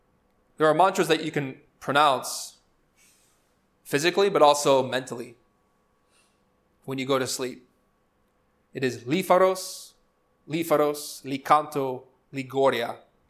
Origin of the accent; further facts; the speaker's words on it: Chicago, Illinois, United States; How did I end up in Spain? I'm from Chicago.